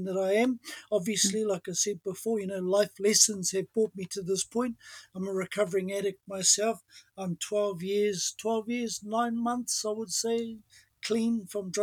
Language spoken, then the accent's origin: English; New Zealand; I'm from Ngāti Tūwhare tō me Ngā Puhi, which is Taupō Lakes and up north.